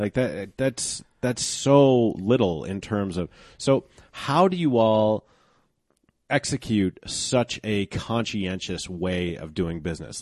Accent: Golden, Colorado, United States; this is my hometown

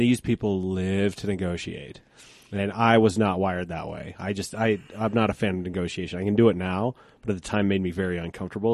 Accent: Colorado, United States; born or raised there

